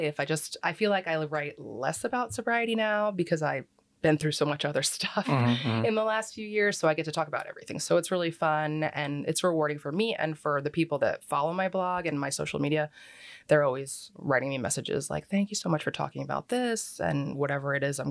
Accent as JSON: {"language": "English", "town": "Philadelphia", "region": "Pennsylvania", "country": "United States", "tie": "born or raised there", "also_born_or_lived": "Plantation, Florida / New Jersey", "moved": "yes", "lives_now": "Cape Coral, United States", "said": "I'm from there because that's where I grew up and spent most of my time"}